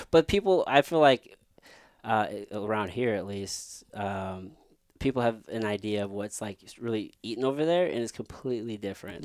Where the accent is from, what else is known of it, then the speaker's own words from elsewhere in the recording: Midwest, United States; us growing up in the Midwest